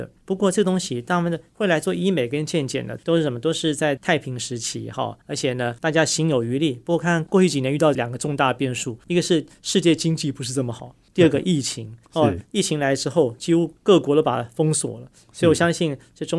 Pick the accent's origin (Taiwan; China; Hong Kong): Taiwan; 我们其实台湾人也是一个间接的受益者，